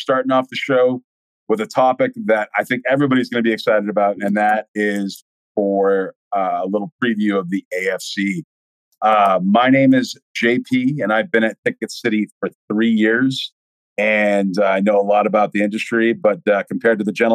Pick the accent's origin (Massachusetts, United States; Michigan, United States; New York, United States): Massachusetts, United States; I am from Massachusetts